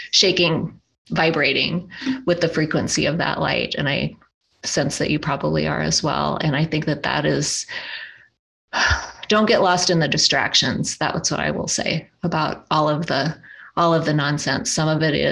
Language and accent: English; Black Hills of South Dakota, United States; now in Sedona area, United States; I grew up in the Black Hills of South Dakota